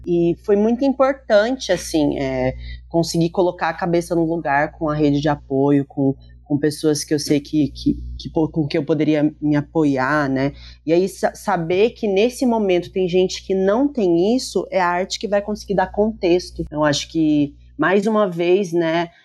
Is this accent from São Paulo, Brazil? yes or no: yes; Lorena, São Paulo, Brazil; eu sou de Lorena